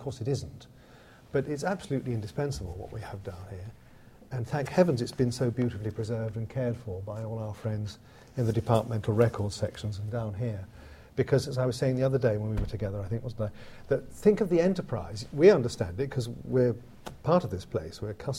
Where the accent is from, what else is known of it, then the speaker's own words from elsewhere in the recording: United Kingdom; it is one of the great boons of being a Brit and being able to come here